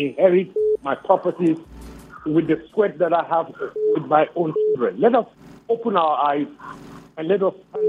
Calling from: Jos, Plateau, Nigeria; I'm calling from Lamingo.

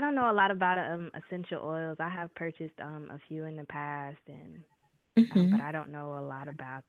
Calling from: Atlanta, Georgia, United States; I'm calling from Atlanta.

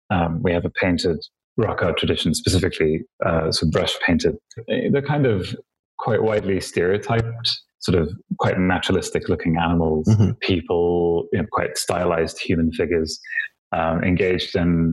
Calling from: Johannesburg, Gauteng, South Africa; I'm in Johannesburg, South Africa, where it is presently bleak.

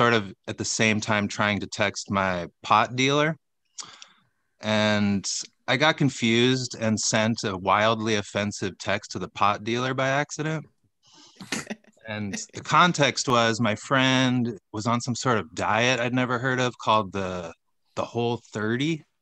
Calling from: Los Angeles, California, United States; Los Angeles.

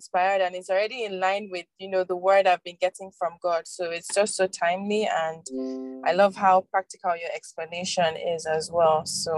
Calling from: Nigeria; I'm currently in Abuja.

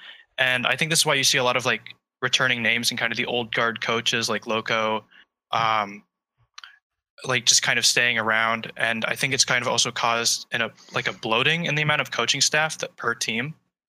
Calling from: State College, Pennsylvania, United States; I'm calling in from State College, Pennsylvania.

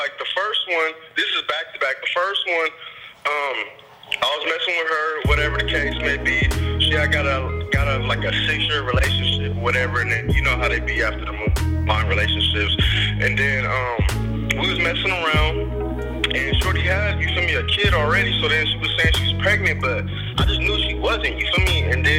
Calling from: New York, United States

